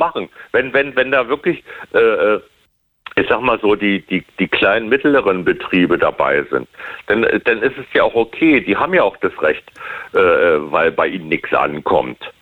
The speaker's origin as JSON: {"language": "German", "country": "Germany", "said": "wir sind ja als Deutsche"}